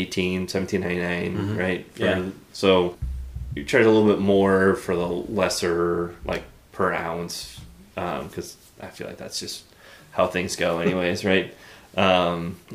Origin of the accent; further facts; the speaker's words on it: Chicago, Illinois, United States; I'm from Chicago, the Chicago area. Like, my parents were both grew up in the city. I grew up in the suburbs.